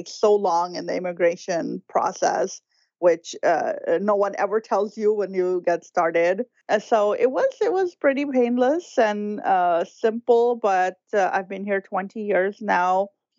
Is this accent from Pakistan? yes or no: yes; Karachi, Sindh, Pakistan; moved away as an adult; now in United States; I was born in Karachi, Pakistan. I grew up there. I was in my early 20s when I got married, and my husband was already here in the U.S., also a Pakistani, but studying in Houston.